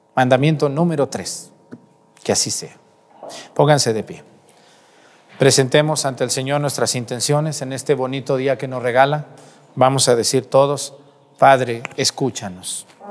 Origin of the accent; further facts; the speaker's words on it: Mexticacán, Jalisco, Mexico; moved away; En mi pueblo Mestigacán